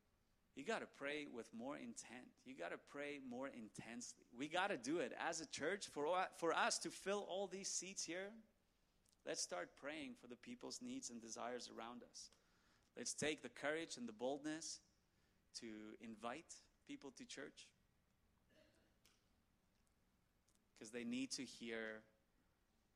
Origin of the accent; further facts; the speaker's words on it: South Africa; I'm South African.